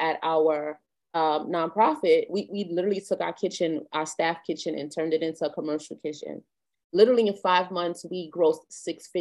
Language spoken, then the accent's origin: English; New York, United States; We're New Yorkers. We've been New Yorkers all our lives, born and raised here